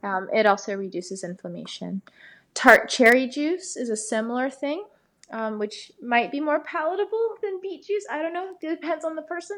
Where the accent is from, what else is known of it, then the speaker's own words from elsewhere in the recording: Atlanta, Georgia, United States; I'm from Atlanta